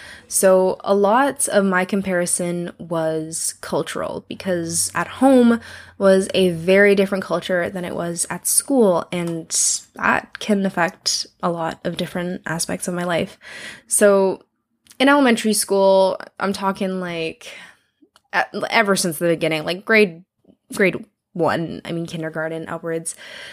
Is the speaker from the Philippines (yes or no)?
yes; Philippines; because I am Filipino, which means we have got, like, we're basically, like, a nice little mix of, like, Mexicans and Chinese people, which is kind of the joke.